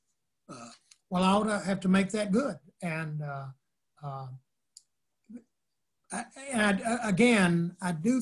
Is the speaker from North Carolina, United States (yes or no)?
yes; North Carolina, United States; I'm from North Carolina